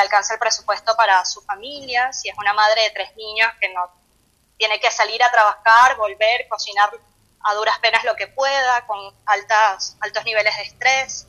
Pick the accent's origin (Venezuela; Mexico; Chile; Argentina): Venezuela; moved away; nosotros que que somos de Venezuela, allá hay una cultura de dieta